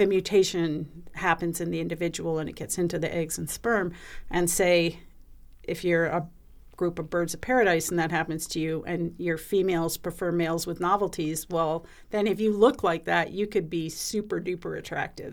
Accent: Pacific Northwest, United States; moved away; I grew up in the Pacific Northwest

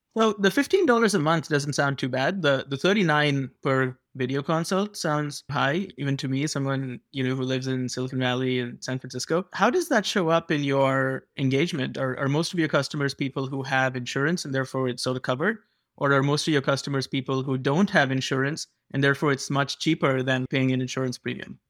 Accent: India; now in United States; I grew up in India

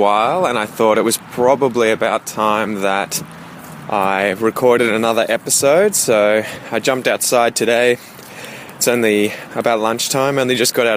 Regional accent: Australia; I'm from Australia, I have British heritage

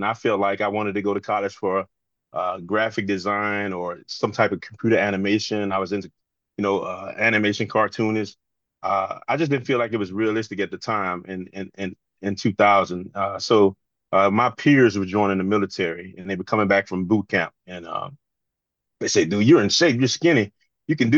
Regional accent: Southwest Mississippi, United States; moved away as an adult; now in DMV (Washington metropolitan area), United States; I'm from Mississippi. I'm from Southwest Mississippi on the Louisiana line.

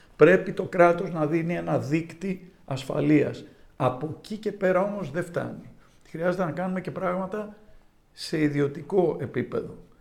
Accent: Greece; moved away as an adult; also born or lived in New York, United States; η Ελλάδα είναι η πατρίδα μου

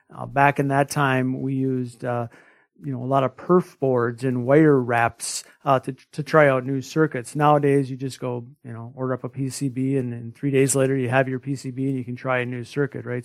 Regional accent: small rural town near Winona, Minnesota, United States; a homebody from a small rural town. uh, less than a thousand people

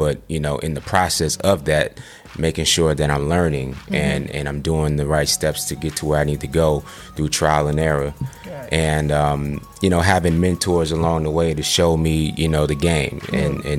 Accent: New York, United States; now in Atlanta, United States; As a young kid growing up in New York

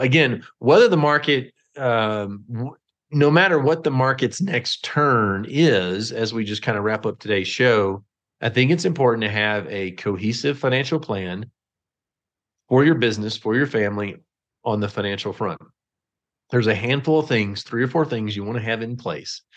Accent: Texas, United States; I'm from Texas

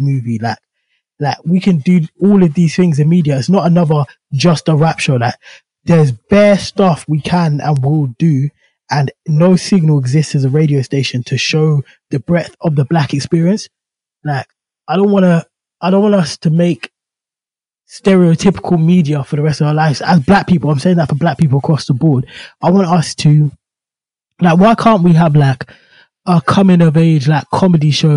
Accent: United Kingdom; born or raised there

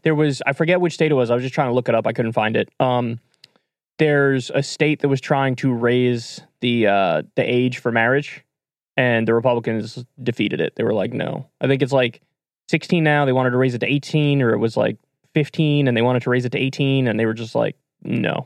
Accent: New York, United States; moved away; I grew up in New York

